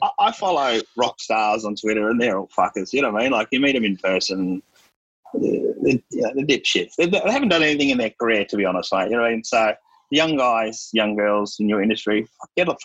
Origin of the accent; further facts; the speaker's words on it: Melbourne, Victoria, Australia; I was raised in Melbourne